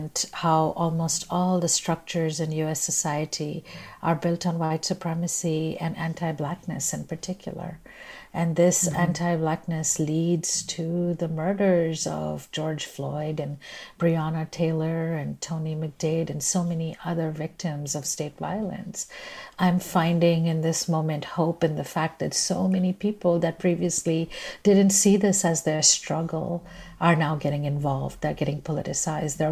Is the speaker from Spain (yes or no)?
no; India; moved away as an adult; now in United States; I'm Indian by birth, and I came to the U.S. as a student